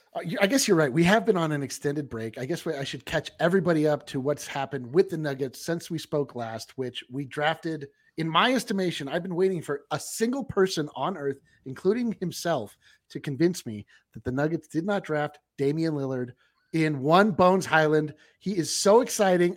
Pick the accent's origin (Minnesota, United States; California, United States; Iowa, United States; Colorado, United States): Colorado, United States; I was born in Colorado